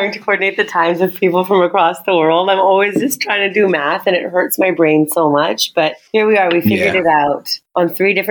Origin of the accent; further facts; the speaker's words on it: Calgary, Alberta, Canada; also born or lived in Toronto / Mississauga; now in Tanzania; And I'm like, you should see the culture shock of when I moved from Calgary to Toronto. Like, it was so extreme because we were growing up with like Stampede and you know, learning how to line dance.